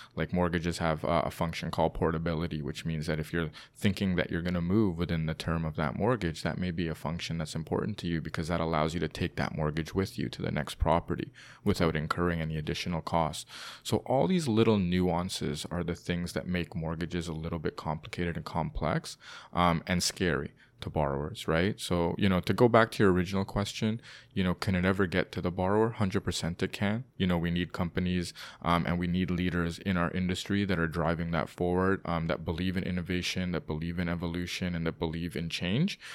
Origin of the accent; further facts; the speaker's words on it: Toronto, Ontario, Canada; also born or lived in London, United Kingdom; Born and raised in Toronto.